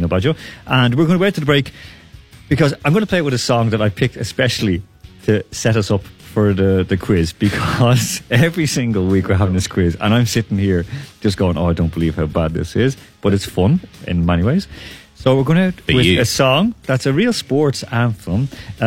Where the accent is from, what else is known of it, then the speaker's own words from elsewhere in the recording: Ireland; growing up in Ireland